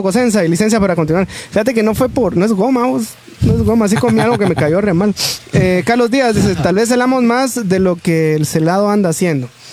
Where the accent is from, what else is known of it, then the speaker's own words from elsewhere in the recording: Guatemala; como somos los chapines